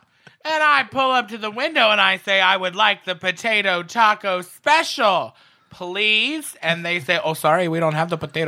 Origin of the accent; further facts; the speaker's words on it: the South, United States; I'm from the South.